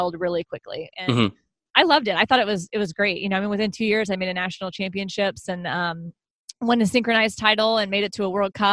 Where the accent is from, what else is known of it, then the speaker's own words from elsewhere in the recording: Houston, Texas, United States; I've always lived in the greater Houston area.